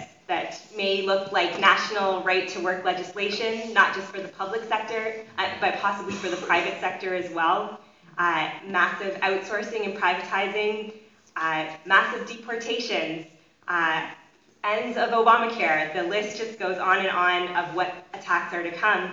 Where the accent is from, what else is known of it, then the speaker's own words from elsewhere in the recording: Canada; now in United States; being a Canadian, but who's working in the States